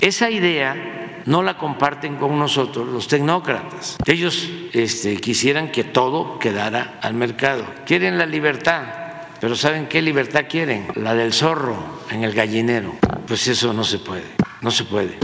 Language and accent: Spanish; Tepetitán, Tabasco, Mexico; cuando éramos niños, jóvenes, ya Tepeitán, mi pueblo, y en Tabasco en general